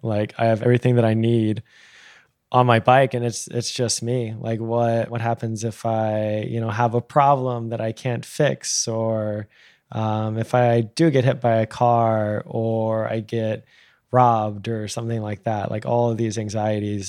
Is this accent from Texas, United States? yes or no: yes; Texas, United States; the way that I was raised in Texas